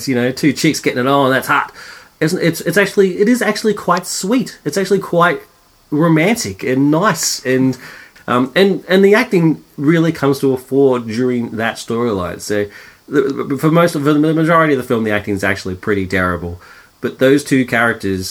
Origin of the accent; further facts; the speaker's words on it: Australia; being Australian